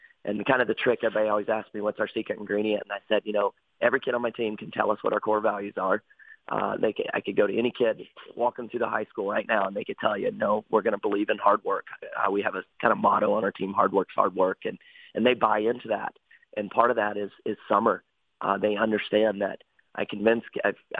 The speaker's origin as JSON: {"language": "English", "region": "North Carolina", "country": "United States", "moved": "as an adult", "lives_now": "Detroit Lakes, United States", "said": "I'm actually from North Carolina"}